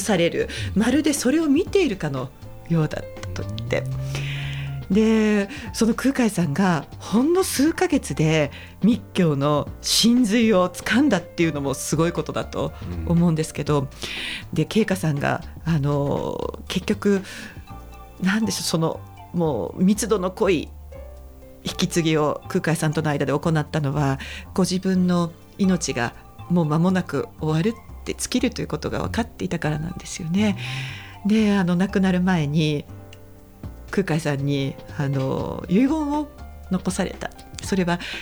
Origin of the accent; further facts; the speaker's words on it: Saitama, Japan; now in Fukuoka, Japan; 私が育ったのは埼玉